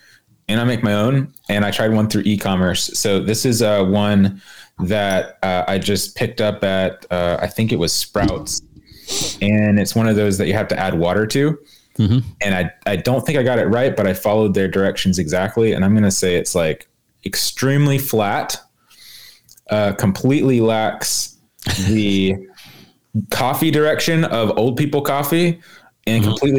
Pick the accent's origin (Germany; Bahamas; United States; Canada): Germany; Wiesbaden, Hesse; born there; So I was born in Wiesbaden base hospital.